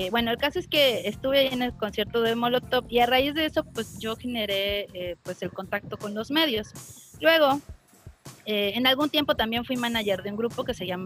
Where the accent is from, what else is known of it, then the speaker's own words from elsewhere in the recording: Cancún, Quintana Roo, Mexico; born there; yo nací aquí en Cancún